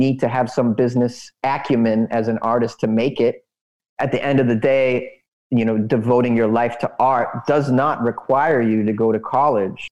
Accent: United States; I grew up in the United States

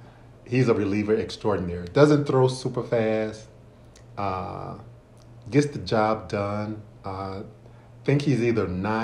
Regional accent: SEC country, Arkansas, United States; moved away; I'm going to stick with born and raised in SEC country

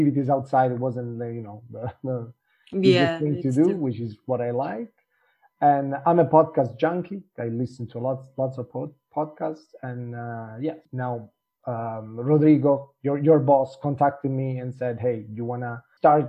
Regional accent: Italy; also born or lived in England / Germany; now in Porto, Portugal; I'm from Italy. I'm not actually Portuguese, but I've been in Porto for 4 years now

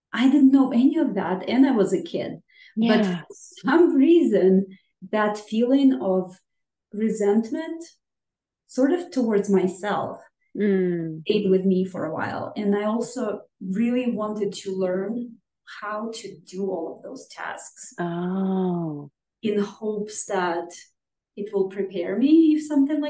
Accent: Minsk, Belarus; moved away; I am from Minsk, Belarus, and the life there is very different

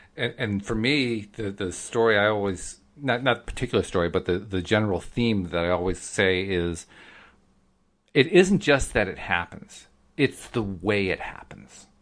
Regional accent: East Coast, United States; accent: East Coast; also born or lived in Oregon; I'm from the East Coast

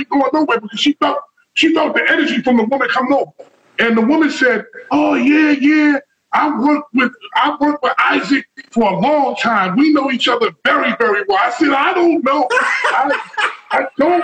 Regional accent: New York, United States; now in New Jersey, United States; I'm from New York. I'm from Harlem

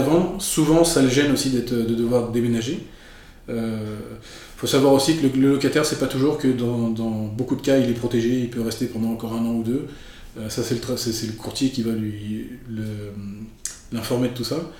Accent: Paris, Île-de-France, France; moved away as an adult; also born or lived in Marseille; now in Montreal, Canada; je suis de, je suis de la France. Je suis né à Marseille, dans le sud de la France. Euh, J'étais élevé à Paris et je suis arrivé au Québec en 2008

